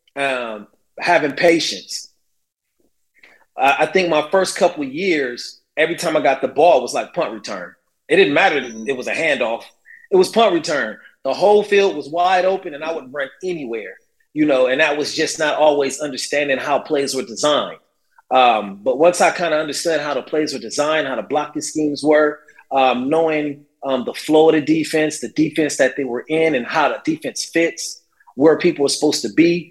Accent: Carson, California, United States; Growing up 10 minutes down the street in Carson, uh, California

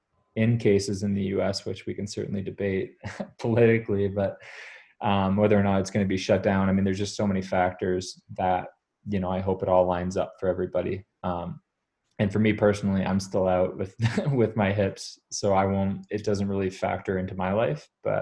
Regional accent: Greenwich, Connecticut, United States; born there; I was born in Greenwich, Connecticut.

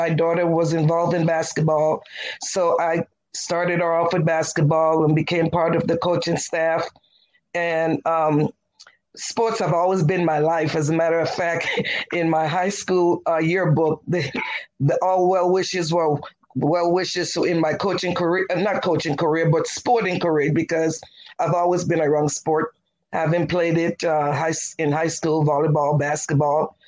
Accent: U.S. Virgin Islands; moved away as an adult; also born or lived in Jackson, Mississippi / Baton Rouge, Louisiana; I'm originally from the Virgin Islands, specifically St. Croix of the Virgin Islands, and born and raised, left there, came to Jackson State

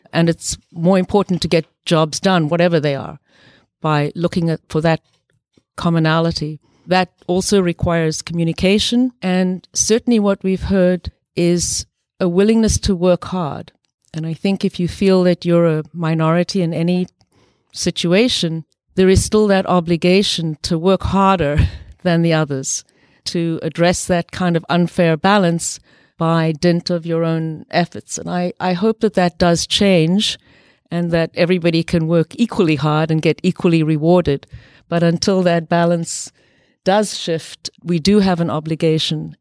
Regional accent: South Africa; moved away; I grew up partly in South Africa during the very evil uh, system of apartheid

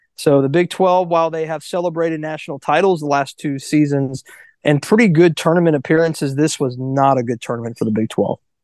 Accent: Boca Raton, Florida, United States; I was born and raised in that area

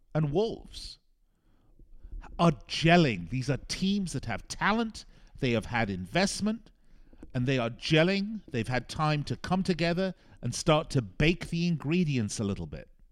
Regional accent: Las Vegas, Nevada, United States; my hometown of Las Vegas

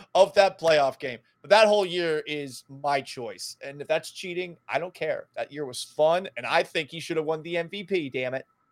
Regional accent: Massachusetts, United States; moved away; I'm originally from Massachusetts

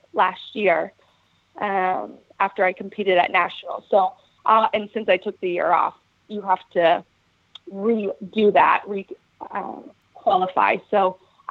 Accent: Dallas, Texas, United States; also born or lived in Seattle; I'm from Dallas

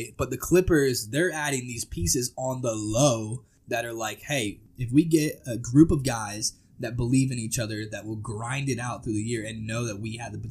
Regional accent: Tennessee, United States; we're both from Tennessee.

